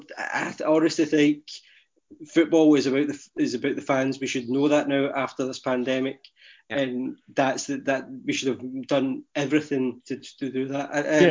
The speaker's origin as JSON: {"language": "English", "town": "Glasgow", "region": "Scotland", "country": "United Kingdom", "said": "I'm Glaswegian, proud of the city"}